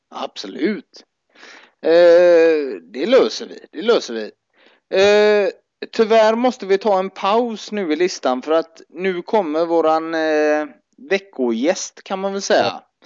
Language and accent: Swedish; Gothenburg, Västra Götaland, Sweden; som göteborgare fick vi ju ofta det i Bamba